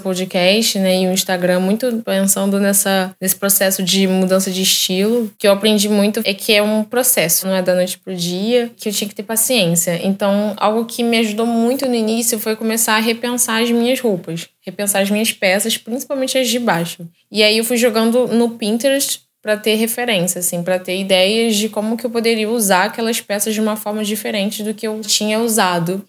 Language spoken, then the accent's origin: Portuguese; Rio de Janeiro, Brazil; Eu tenho 29 anos, eu sou do Rio de Janeiro.